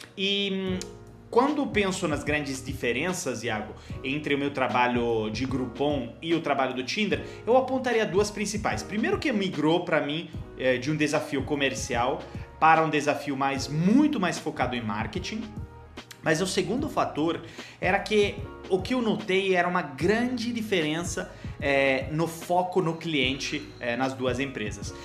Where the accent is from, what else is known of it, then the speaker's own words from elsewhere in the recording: Genoa, Liguria, Italy; Portuguese is a second language; moved away as an adult; also born or lived in Milan, Italy / Cairo, Egypt / United States; now in Brazil; perto de Gênova, a cidade onde eu nasci